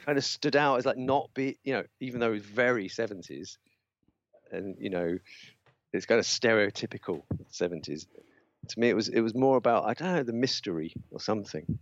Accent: London, United Kingdom; where I grew up in North London, I, I, the estate I grew up on, it was mods everywhere

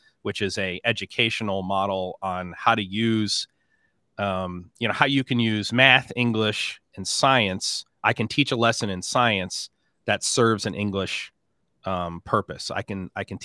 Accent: upstate New York, United States; born or raised there; also born or lived in Texas

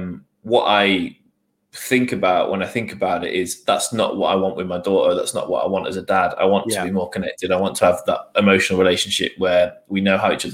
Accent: Newcastle, North East England, United Kingdom; When we moved down here, because we're originally from the Northeast, from Newcastle.

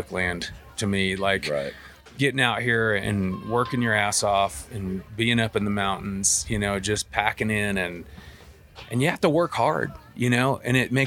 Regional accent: Arkansas, United States; moved away as an adult; also born or lived in South Texas; now in Colorado, United States; I was born and raised in Arkansas

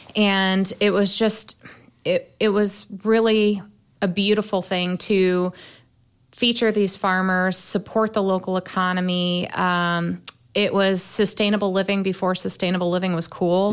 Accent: Fort Wayne, Indiana, United States; born and raised in Fort Wayne, south side of town in the 07

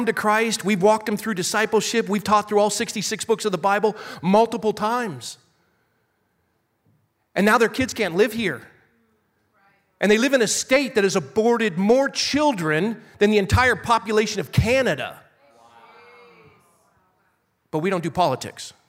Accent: Coronado, California, United States; I was born and raised in San Diego. Coronado, to be exact. I went to Coronado High School and graduated there

